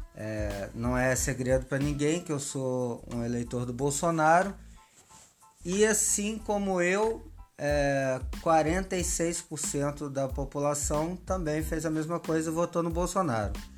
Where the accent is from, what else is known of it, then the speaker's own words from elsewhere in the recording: Minas Gerais, Brazil; now in Rio de Janeiro, Brazil; eu como mineiro